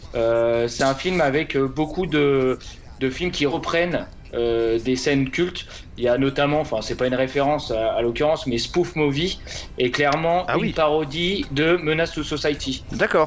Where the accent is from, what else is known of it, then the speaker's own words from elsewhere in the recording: Montargis, Centre-Val de Loire, France; je viens de Montargis